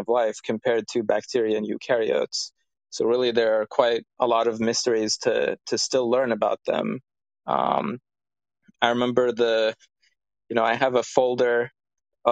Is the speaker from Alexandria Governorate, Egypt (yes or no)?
no; Cairo, Cairo Governorate, Egypt; I'm from Cairo, from a city.